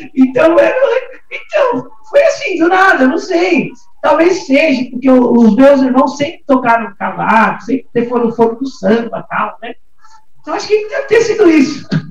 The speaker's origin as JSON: {"language": "Portuguese", "region": "São Paulo", "country": "Brazil", "tie": "born or raised there", "lives_now": "Guarulhos, Brazil", "said": "nasci aqui em São Paulo mesmo, né, nasci no Cambuci"}